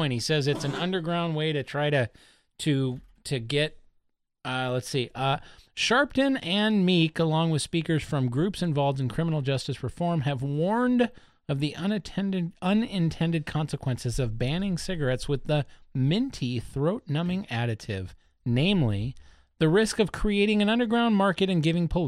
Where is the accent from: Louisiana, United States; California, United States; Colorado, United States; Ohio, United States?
California, United States; Los Angeles; born there; I was born in East LA.